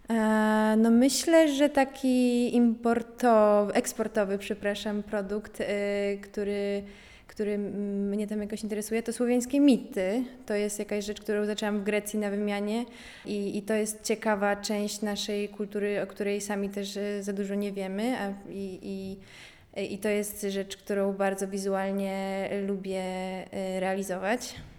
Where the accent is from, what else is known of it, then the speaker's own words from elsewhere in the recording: Poland; jestem właśnie z Polonii, Polonii y, po grecku